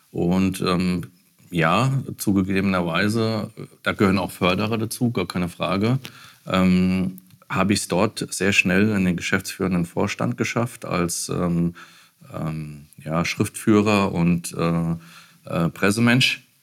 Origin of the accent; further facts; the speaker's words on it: Bad Kreuznach, Rhineland-Palatinate, Germany; ich komme aus Bad Kreuznach. Äh, Winsenheim bin ich groß geworden. Ähm, habe zwischendurch auch in Bad Kreuznach gelebt und äh, wohne seit 2017 mit meiner Familie in Bosenheim.